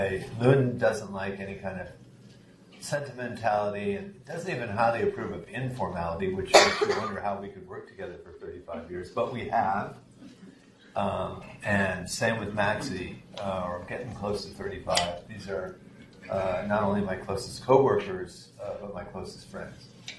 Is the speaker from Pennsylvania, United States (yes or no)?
no; Florida, United States; I grew up in Florida.